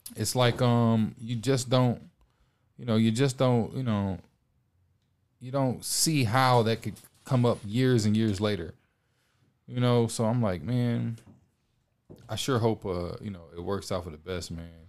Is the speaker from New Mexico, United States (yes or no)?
no; Detroit, Michigan, United States; now in Los Angeles, United States; from Detroit, Michigan. I live in Los Angeles